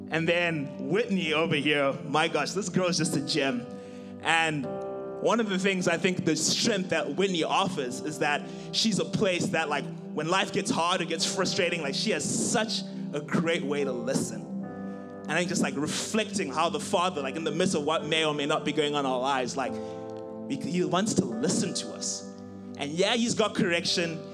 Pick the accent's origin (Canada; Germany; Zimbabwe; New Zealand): Zimbabwe; moved away as an adult; now in United States; I'm originally from Zimbabwe. And uh, so I came here in 2013 to start school